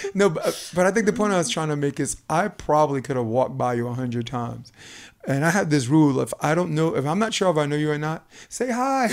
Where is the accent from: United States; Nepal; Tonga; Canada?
United States; New York City, New York; born and raised in Brooklyn